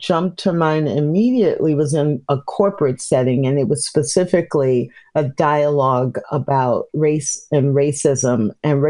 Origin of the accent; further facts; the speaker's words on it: Midwest, United States; also born or lived in Missouri / Illinois / Kansas; now in Texas, United States; I live in Texas, but I grew up in the Midwest, Missouri, Illinois, Kansas